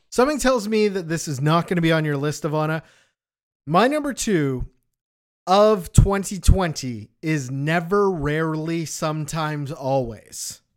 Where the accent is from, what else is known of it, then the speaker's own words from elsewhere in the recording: Canada; we grew up in Canada